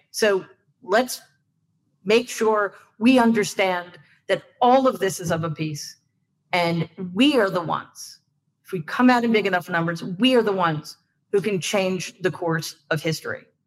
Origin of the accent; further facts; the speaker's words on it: New York, United States; I'm a New Yorker, so I have tendency to speak quickly